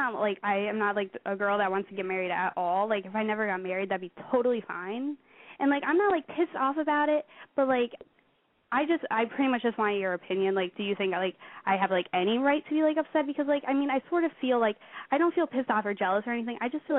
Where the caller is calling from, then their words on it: Pennsylvania, United States; I am 18 years old, and I live in Pennsylvania.